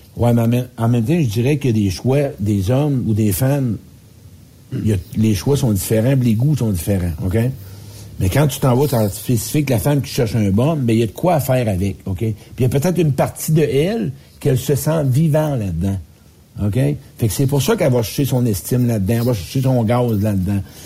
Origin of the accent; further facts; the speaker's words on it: Quebec, Canada; Moi, je viens du Québec